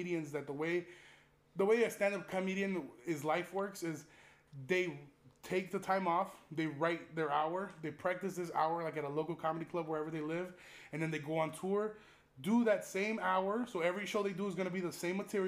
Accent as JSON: {"language": "English", "town": "Chicago", "region": "Illinois", "country": "United States", "tie": "born or raised there", "said": "growing up in Chicago"}